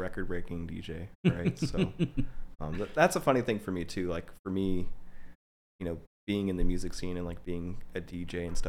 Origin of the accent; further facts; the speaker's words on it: Olathe, Kansas, United States; also born or lived in Overland Park, Kansas; I grew up out in Olathe in Overland Park.